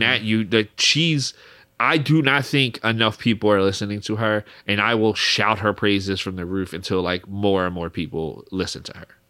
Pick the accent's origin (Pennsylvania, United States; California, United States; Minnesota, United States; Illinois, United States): Pennsylvania, United States; Philadelphia; we're two guys from Philly